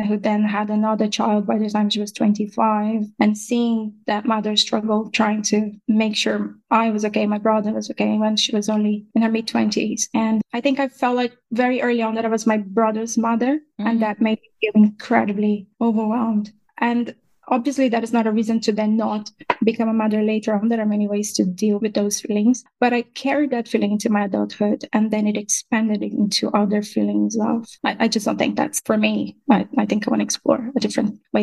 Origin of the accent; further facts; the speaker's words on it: Brazil; moved away as an adult; now in Ireland; I'm based in Ireland, but I'm originally from Brazil